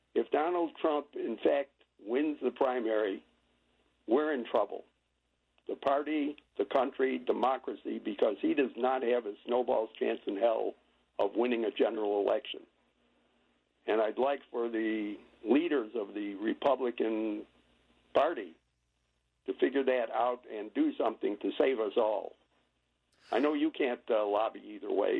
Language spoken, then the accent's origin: English; Georgia, United States; I'm from Georgia